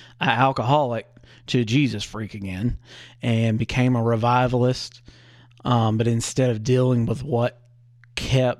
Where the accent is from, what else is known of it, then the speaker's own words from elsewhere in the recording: the Bible Belt, the South, United States; I grew up in the Christian South, the Bible Belt